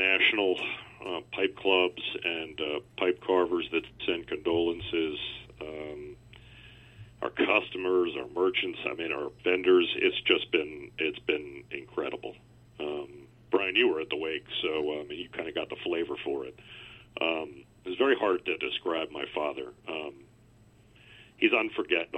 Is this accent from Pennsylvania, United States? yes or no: yes; Doylestown, Pennsylvania, United States; moved away; also born or lived in Western North Carolina; I grew up in Bucks County, Doylestown, Pennsylvania. It's right north of Philadelphia